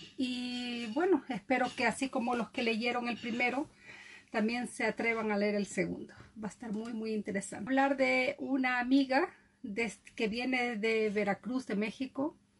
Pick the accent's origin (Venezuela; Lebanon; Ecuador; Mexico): Ecuador; Galápagos Islands; now in Norway; vivo en Noruega, nacida en Ecuador, exactamente en las Islas Galápagos